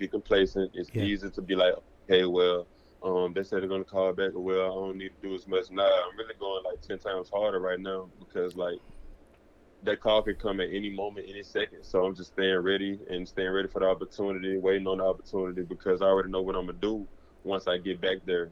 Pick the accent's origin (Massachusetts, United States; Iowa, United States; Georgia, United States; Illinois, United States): Georgia, United States; I'm from Georgia